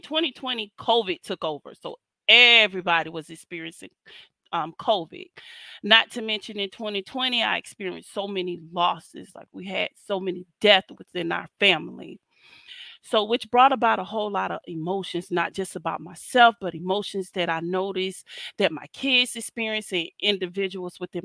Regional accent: South Florida, United States; I'm from South Florida.

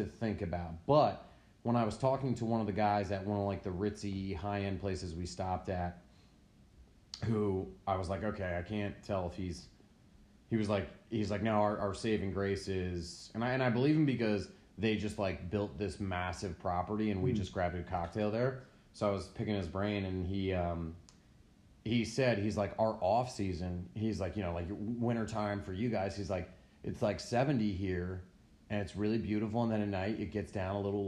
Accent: United States; I grew up on Long Island Sound

